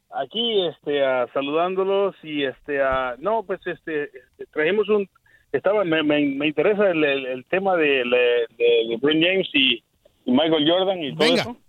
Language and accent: Spanish; El Salvador; Yo soy salvadoreño